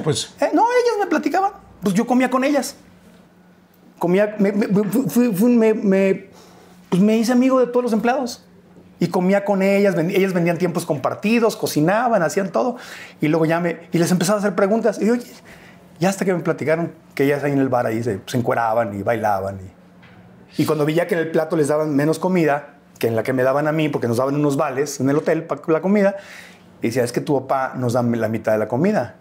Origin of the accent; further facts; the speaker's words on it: Mexico City, Mexico; moved away as an adult; also born or lived in Tijuana, Baja California; now in United States; nos vinimos aquí a la Ciudad de México, nací en Tijuana, pero nos vinimos aquí